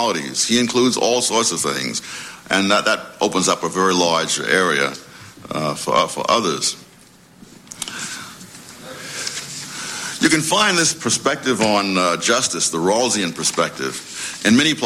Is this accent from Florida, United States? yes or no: no; New York City, New York, United States; when I was a kid growing up in Harlem